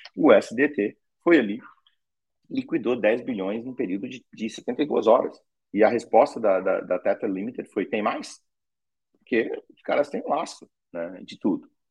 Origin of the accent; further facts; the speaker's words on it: Ceará, Brazil; sou cearense